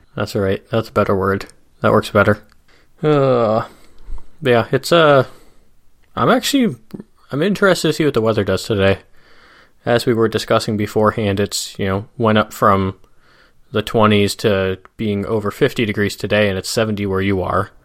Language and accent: English; Midwest, United States; the classic type of suburb where we grew up in the Midwest